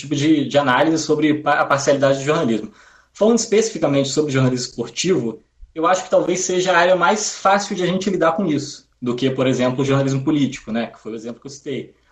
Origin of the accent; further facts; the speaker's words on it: Espírito Santo, Brazil; Como um dos amigos da mesa já entregou, eu sou capixaba, é, não sou carioca, né? Por isso, vai, vai ficar claro durante o programa, né, na minha fala